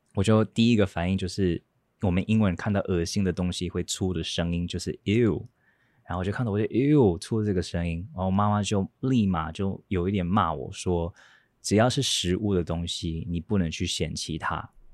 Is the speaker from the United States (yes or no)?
yes; United States; also born or lived in Datong Township, Yilan, Taiwan; now in Taiwan; 我在美国出生长大的